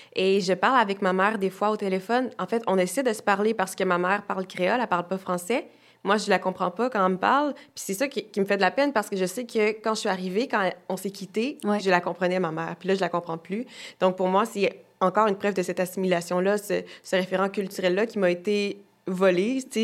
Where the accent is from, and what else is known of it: Quebec, Canada; born or raised there; also born or lived in Haiti